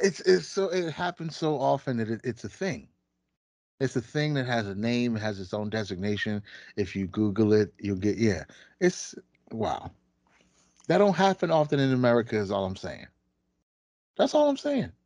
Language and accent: English; United States; as the American public